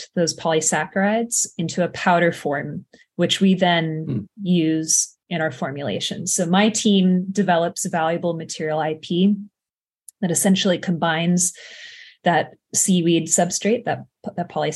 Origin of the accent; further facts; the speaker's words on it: Carmel, California, United States; I grew up in Carmel, a couple hours south from the Bay Area.